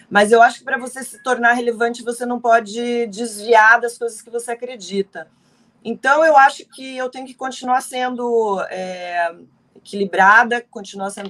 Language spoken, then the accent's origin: Portuguese; Paraná, Brazil; o paranaense, eu sou paranaense